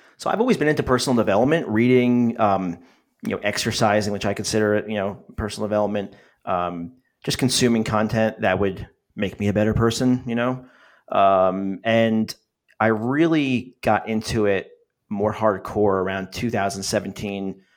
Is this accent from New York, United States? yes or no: no; New Jersey, United States; So I am from New Jersey.